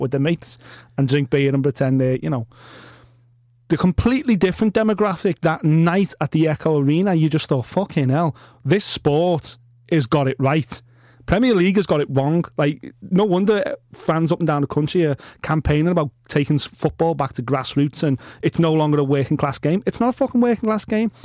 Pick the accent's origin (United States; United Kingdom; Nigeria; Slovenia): United Kingdom; we're British